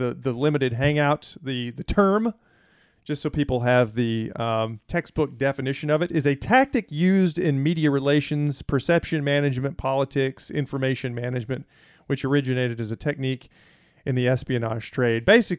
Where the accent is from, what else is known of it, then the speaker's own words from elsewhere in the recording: the South, United States; Right, because I'm from the South, right?